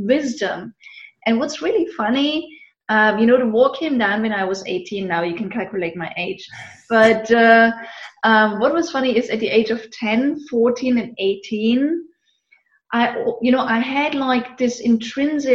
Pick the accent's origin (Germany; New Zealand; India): Germany; eastern Germany; moved away; I grew up actually in Eastern Germany